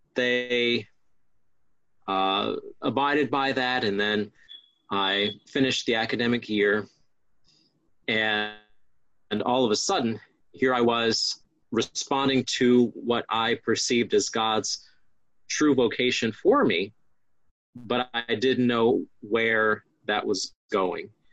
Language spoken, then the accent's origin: English; Upper Marlboro, Maryland, United States; also born or lived in Forestville, Maryland; I went to Catholic school from elementary school at St. Mary the Assumption in Upper Marlboro, Maryland, to Bishop McNamara High School in Forestville, Maryland